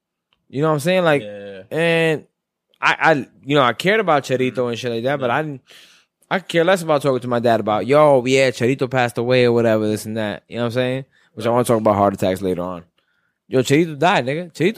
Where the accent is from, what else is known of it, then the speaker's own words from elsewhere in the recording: New York City, New York, United States; I'm from Brooklyn